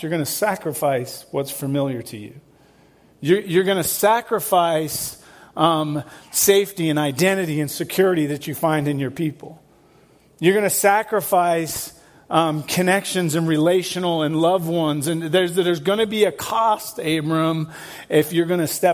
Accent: England, United Kingdom; moved away as an adult; I'm from England. I left England when I was 19.

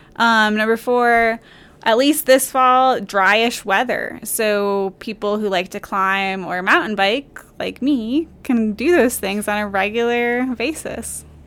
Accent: Michigan, United States; now in Highlands, United States; Yeah, I grew up in Michigan

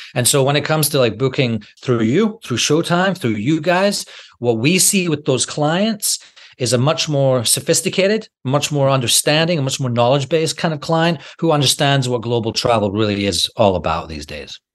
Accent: Scotland, United Kingdom; I'm from Scotland

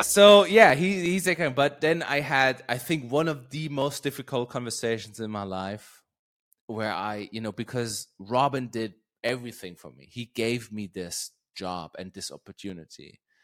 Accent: Germany; English is a second language; moved away; also born or lived in Berlin; a town right around where I grew up.

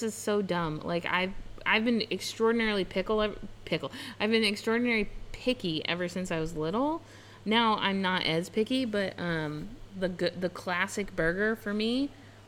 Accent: Colorado, United States; also born or lived in California / Washington; now in Indianapolis, United States; I grew up in Colorado, so we had corn festivals and country dances and country swing and all that stuff.

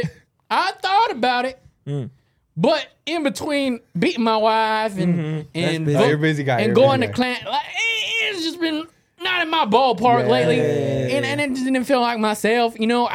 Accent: Okinawa, Japan; born there; I was born in Japan. Akinawa, motherfuckers.

